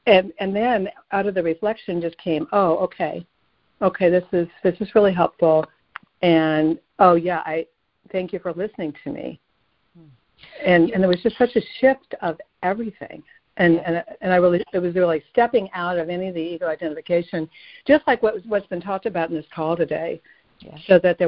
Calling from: Asheville, North Carolina, United States; I'm calling from Asheville.

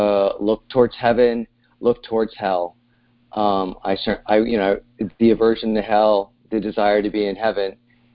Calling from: Sausalito, California, United States; I'm calling from Sausalito, California.

